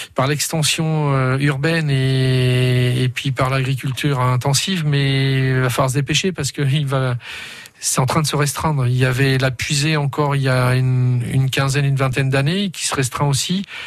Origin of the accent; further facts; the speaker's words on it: Culette, Bourgogne-Franche-Comté, France; du côté de chez moi, du côté de Quillettre. Euh, parce que je viens de Culette, et ça j'y tiens.